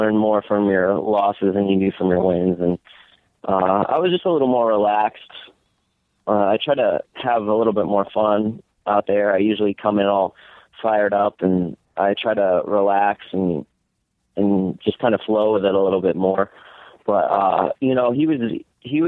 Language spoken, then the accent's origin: English; Connecticut, United States; I'm from Connecticut